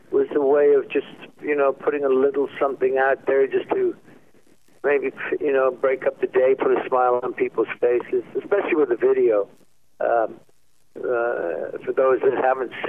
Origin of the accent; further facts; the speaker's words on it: England, United Kingdom; I'm English.